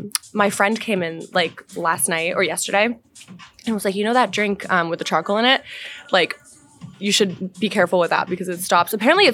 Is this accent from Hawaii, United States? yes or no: no; Wellesley, Massachusetts, United States; I'm from Wellesley.